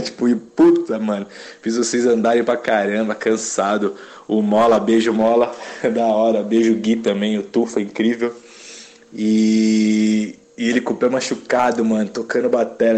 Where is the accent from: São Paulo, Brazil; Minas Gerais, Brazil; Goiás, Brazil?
São Paulo, Brazil; eu sou paulistano